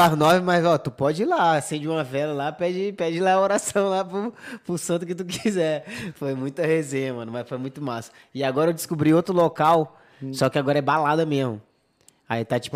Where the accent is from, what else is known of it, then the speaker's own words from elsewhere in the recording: Pará, Brazil; now in Spain; no Pará também, que é de onde eu sou